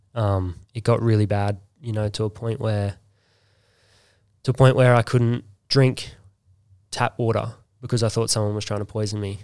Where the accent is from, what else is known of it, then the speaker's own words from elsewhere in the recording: Bribie Island, Queensland, Australia; I grew up on Bribey